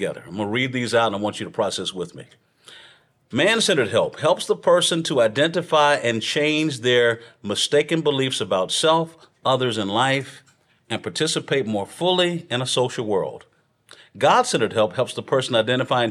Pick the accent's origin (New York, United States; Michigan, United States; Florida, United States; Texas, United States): Texas, United States; I'm from Texas